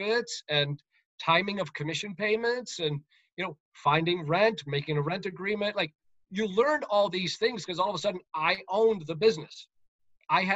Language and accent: English; United States; moved away as an adult; also born or lived in Connecticut / Massachusetts; I grew up in New York and Connecticut